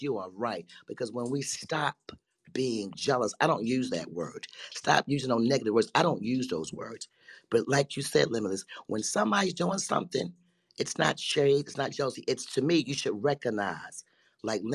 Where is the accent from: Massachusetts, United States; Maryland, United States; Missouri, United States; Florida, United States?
Maryland, United States; Baltimore; I'm from Baltimore, Maryland